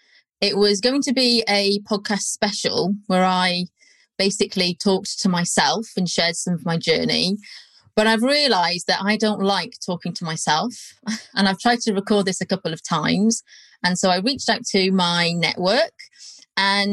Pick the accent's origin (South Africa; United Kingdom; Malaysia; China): United Kingdom; North Wales; moved away; I'm from North Wales, which is very different. I do sound like I'm from South Wales when I've had a couple